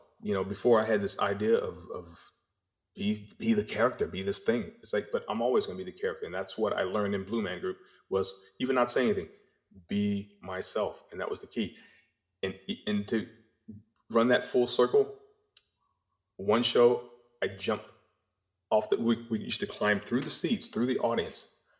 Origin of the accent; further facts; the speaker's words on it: North Carolina, United States; growing up in North Carolina in our little tiny house and my mom just having these dreams and these aspirations